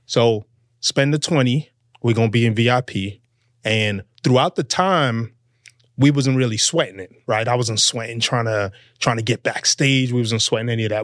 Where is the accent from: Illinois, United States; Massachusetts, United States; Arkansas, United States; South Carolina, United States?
Massachusetts, United States; Boston; moved away; also born or lived in Fort Lauderdale, Florida; I'm from Boston